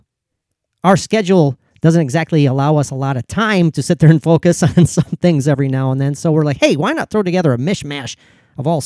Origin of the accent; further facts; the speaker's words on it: Minnesota, United States; I'm from Minnesota